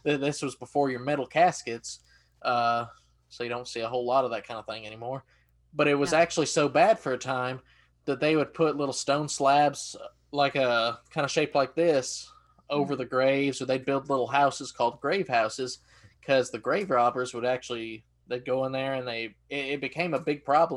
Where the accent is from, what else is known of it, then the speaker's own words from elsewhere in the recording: East Tennessee, United States; my hometown in East Tennessee.